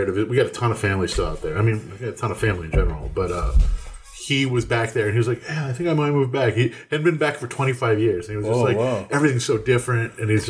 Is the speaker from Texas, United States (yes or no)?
yes; Texas, United States; moved away as an adult; also born or lived in Maryland; I moved out of Texas. I was in college, University of Maryland.